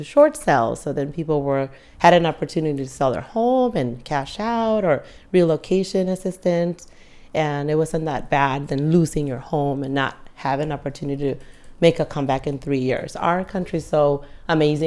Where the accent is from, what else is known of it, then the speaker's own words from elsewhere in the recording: San Diego, California, United States; I grew up in San Diego